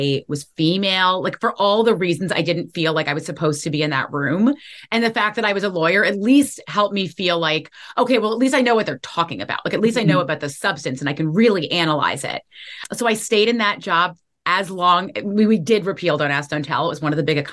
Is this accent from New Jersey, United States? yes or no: no; New York City, New York, United States; moved away as an adult; also born or lived in Washington, D.C.; I grew up in New York City. I'm a lifelong New Yorker.